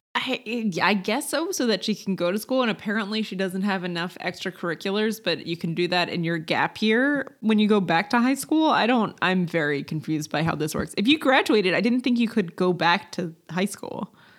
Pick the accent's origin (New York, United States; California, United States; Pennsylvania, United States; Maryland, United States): Maryland, United States; I'm from Maryland, which is a big lacrosse state